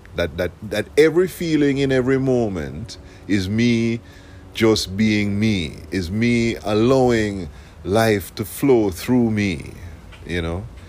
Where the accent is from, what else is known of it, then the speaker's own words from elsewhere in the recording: Jamaica; now in South Florida, United States; I am from Jamaica